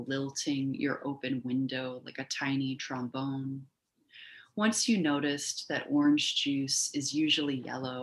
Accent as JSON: {"language": "English", "town": "Milwaukee", "region": "Wisconsin", "country": "United States", "tie": "born or raised there", "also_born_or_lived": "Miami, Florida / Fort Wayne, Indiana", "moved": "as an adult", "lives_now": "Macomb, United States"}